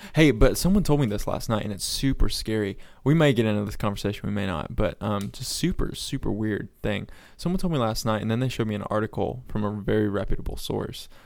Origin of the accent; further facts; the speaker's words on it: North Florida, United States; also born or lived in Sunrise, Florida; we moved from South Florida up to North Florida. So my parents, uh, owned a farm